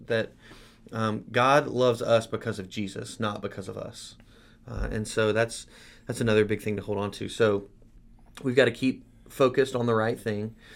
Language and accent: English; United States; as American Christians